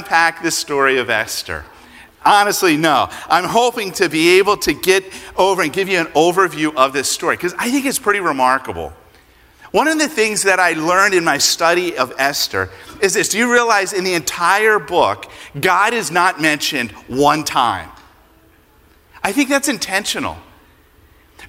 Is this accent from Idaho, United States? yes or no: no; Pennsylvania, United States; moved away; I grew up in Pennsylvania, and I am a Phillies fan